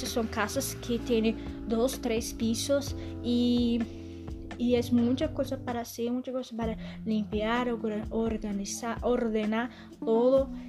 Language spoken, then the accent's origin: Spanish; Argentina; born there; nací en Argentina, tengo 22 años